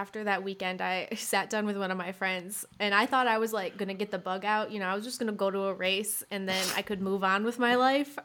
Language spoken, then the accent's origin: English; Michigan, United States; I grew up in Michigan